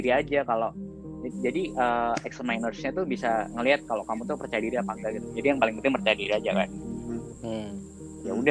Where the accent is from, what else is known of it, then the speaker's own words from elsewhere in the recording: Yogyakarta, Special Region of Yogyakarta, Indonesia; apa sebagai orang Jogja masuk UGM tuh kayak sebuah achievement